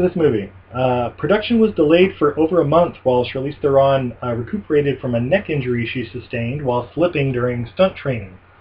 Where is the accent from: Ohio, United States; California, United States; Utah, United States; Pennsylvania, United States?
Utah, United States; Ogden; moved away; my hometown of Ogden, Utah.